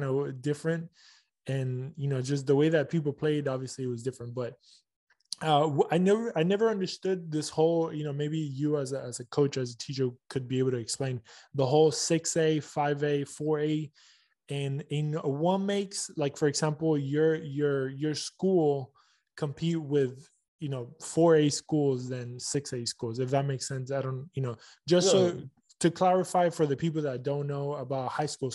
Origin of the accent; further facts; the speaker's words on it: Texas, United States; also born or lived in Argentina; I grew up in Texas